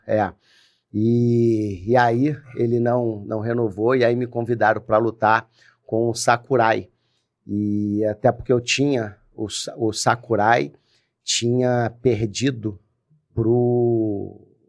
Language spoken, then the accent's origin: Portuguese; Rio de Janeiro, Brazil; moved away as an adult; also born or lived in Brasília; now in Cabo Frio, Brazil; Eu sou cria lá do Jacaré.